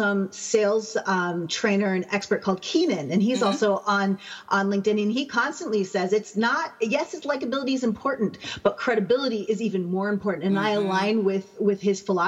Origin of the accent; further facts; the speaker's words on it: Canada; I'm Canadian